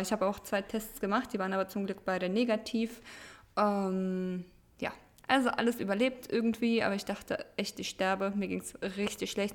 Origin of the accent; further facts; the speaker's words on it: Germany; first language Russian; German is a second language; Ich wurde zwar in Deutschland geboren, habe bis auf mein Amerika-Jahr ja auch mein Leben lang in Deutschland gelebt